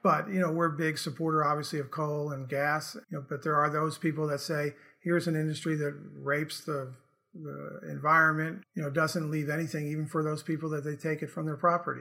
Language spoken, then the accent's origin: English; Morristown, New Jersey, United States; moved away as an adult; now in Charleston, United States; I grew up in Morristown, New Jersey. Made my way to West Virginia by going to college at Bethany College, then came down to Charleston, and I've been in Charleston for forty years